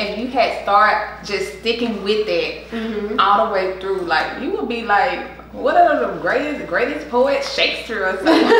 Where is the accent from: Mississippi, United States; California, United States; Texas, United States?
Mississippi, United States; Jackson; accent: twang; now in Atlanta, United States; Jackson, Mississippi.